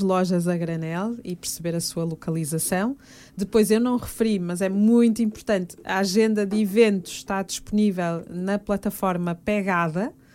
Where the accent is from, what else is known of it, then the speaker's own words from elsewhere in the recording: Fafe, Norte, Portugal; moved away; also born or lived in Fervença / Braga / Porto; eu tenho essas raízes minhotas, Uh, tive o privilégio de ser educada uh, muito pelos, pelos meus avós e, portanto, estar em contexto de aldeia